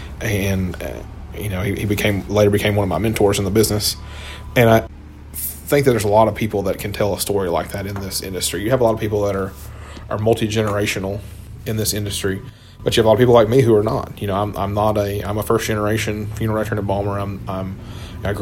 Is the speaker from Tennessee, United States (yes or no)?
yes; Hendersonville, Tennessee, United States; I grew up in Hendersonville